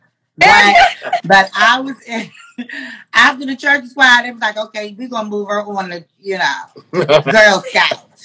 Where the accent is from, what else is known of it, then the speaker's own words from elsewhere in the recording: DMV, DMV area, United States; we're all from the DMV, the Maryland, D.C., Virginia area